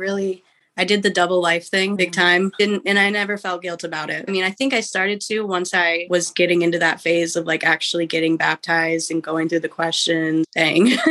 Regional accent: Midwest, United States; also born or lived in West Coast, United States; I was born in the West Coast, raised in the Midwest

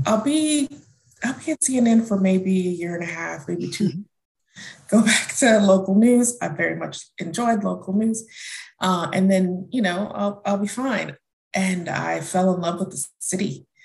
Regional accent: Houston, Texas, United States; also born or lived in Germany / North Carolina; I grew up in Germany, um, in Houston, and back to Germany, and then we ended up in Houston. Um, so I was born in North Carolina, um, traveled the world as a child, but I say I grew up in Houston.

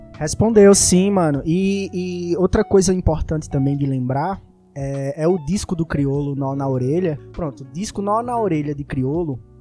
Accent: Recife, Pernambuco, Brazil; Eu sou do Ibura de baixo

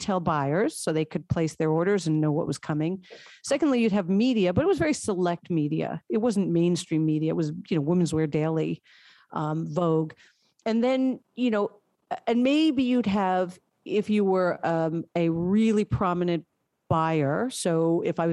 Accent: New York, United States; I'm a lifelong New Yorker

